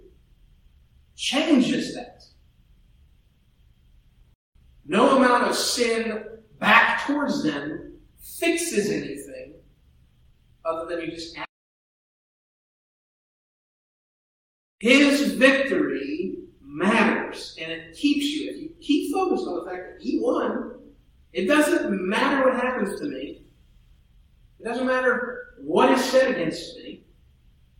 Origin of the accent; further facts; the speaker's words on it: near Tippecanoe Valley, Indiana, United States; moved away; in my hometown, it was the Tippecanoe Valley Vikings, right? They were just about 10 miles from my house